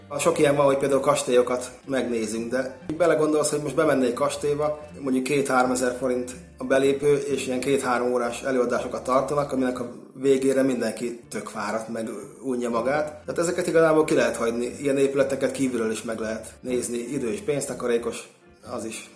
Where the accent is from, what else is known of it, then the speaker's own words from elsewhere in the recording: Great Hungarian Plain, Hungary; én ugye alföldi vagyok